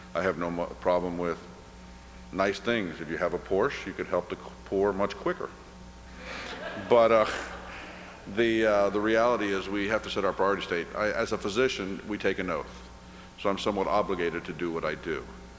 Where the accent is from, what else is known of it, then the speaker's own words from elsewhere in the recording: Cuba; now in United States; Being Cuban and being Irish, both of those cultures, we're storytellers. You grow up hearing stories. I was born in the United States by accident. My mother was visiting. We went right back to Cuba.